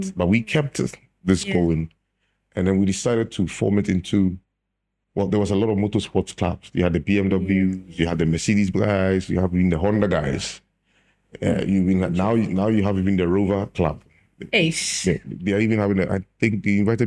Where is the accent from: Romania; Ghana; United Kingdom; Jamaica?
Ghana; Tema, Greater Accra; also born or lived in Kumasi; I was born in Kumasi anyway, but then I was raised in Tema